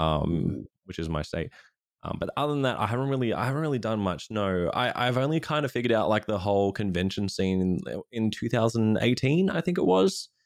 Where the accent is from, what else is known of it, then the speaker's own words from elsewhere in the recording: Australia; being an Australian streamer